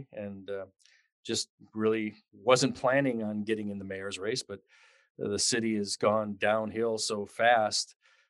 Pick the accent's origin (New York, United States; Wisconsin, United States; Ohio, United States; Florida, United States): Ohio, United States; Cleveland; moved away as an adult; now in Anchorage, United States; I was born and raised in Cleveland, Ohio. I was raised in a fairly modest family.